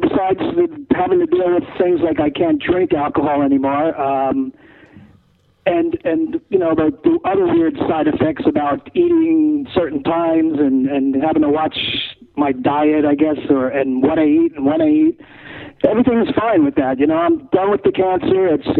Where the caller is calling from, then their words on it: California, United States; Yeah, I'm in California.